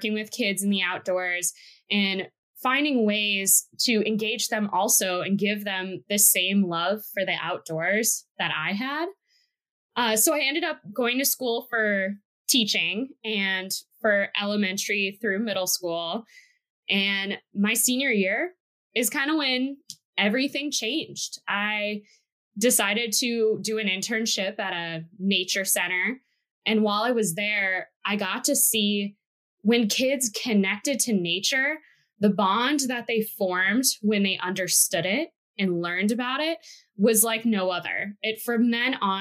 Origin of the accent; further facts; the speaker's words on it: Wisconsin, United States; moved away; also born or lived in Oregon; I'm originally from Wisconsin, and growing up there